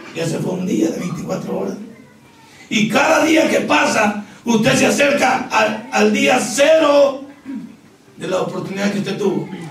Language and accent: Spanish; El Salvador